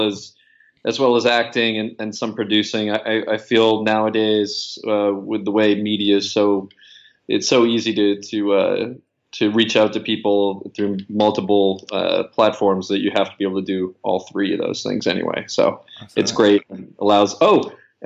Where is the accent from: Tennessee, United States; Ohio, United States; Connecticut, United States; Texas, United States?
Connecticut, United States; Stamford; I'm from Connecticut, Stamford, Connecticut, just outside of New York City.